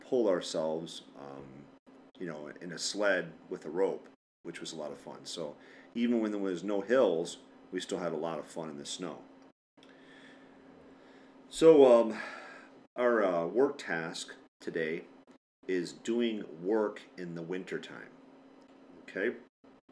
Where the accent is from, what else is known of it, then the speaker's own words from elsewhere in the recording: Michigan, United States; I was born and raised in Michigan, so I'm used to the winters here